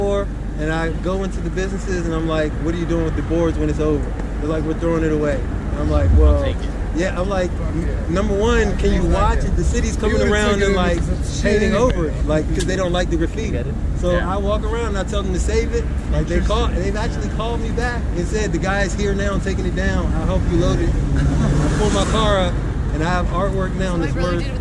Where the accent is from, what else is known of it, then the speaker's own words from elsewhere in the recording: outside Richmond, Virginia, United States; I grew up outside of Richmond, Virginia